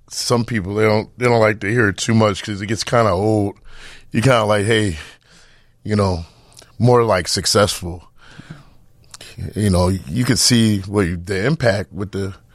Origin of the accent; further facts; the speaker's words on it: Midwest, United States; growing up in the Midwest is different than growing up in uh, New York or California